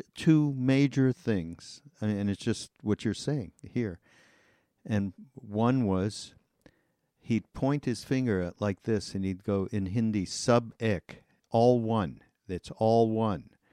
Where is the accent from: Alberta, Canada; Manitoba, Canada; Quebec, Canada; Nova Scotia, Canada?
Quebec, Canada; Montreal; also born or lived in Los Angeles, United States; now in Asheville, United States; I'm Canadian. I'm from Montreal, although I've spent a large part of my life here in the states